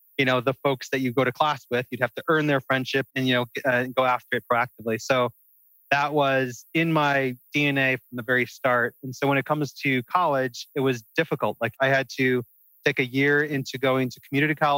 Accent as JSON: {"language": "English", "town": "Wheaton", "region": "Illinois", "country": "United States", "said": "I'm from a Chicago suburb, right outside of the city, about 25 minutes, called Wheaton, Illinois."}